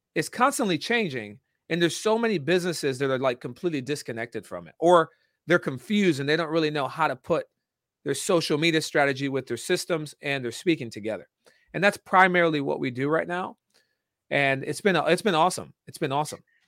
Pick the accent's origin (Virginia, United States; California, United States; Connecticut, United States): Connecticut, United States; Danbury; I was born and raised in Danbury, Connecticut, small town in, in Connecticut